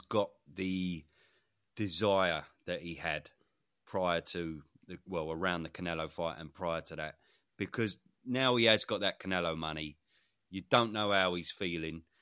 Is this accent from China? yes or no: no; United Kingdom; as a Brit